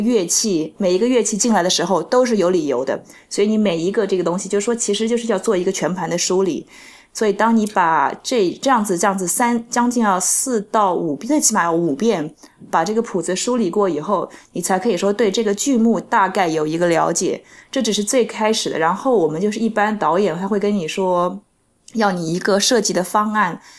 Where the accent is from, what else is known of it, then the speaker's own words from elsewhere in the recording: Nanjing, Jiangsu, China; now in New York, United States; 我是南京人